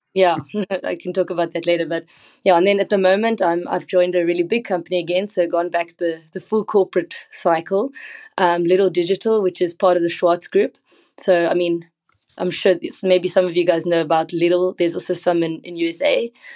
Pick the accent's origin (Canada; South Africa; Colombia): South Africa; I come from South Africa